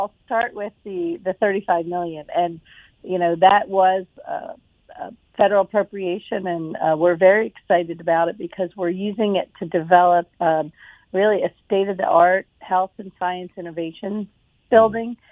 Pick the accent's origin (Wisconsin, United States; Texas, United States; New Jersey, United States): New Jersey, United States; moved away as an adult; also born or lived in Philadelphia area; now in Mobile, United States; I am actually from South Jersey and have lived in Philadelphia area